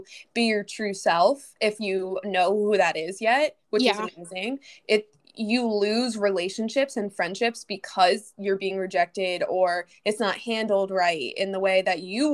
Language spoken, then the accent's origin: English; Philadelphia, Pennsylvania, United States; I'm from Philly